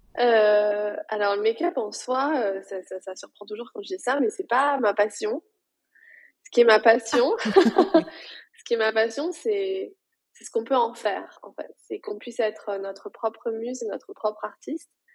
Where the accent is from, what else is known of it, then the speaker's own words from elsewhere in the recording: France; moved away as an adult; now in New York, United States; je vis à New York mais je suis française, j'ai déménagé il y a 7 ans.